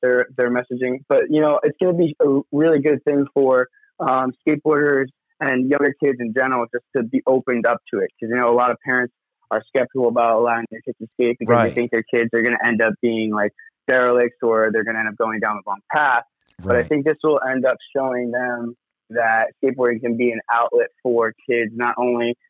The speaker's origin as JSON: {"language": "English", "town": "Montauk", "region": "New York", "country": "United States", "tie": "born or raised there", "said": "I grew up around Montauk skateboarding, skating at the Montauk skate park"}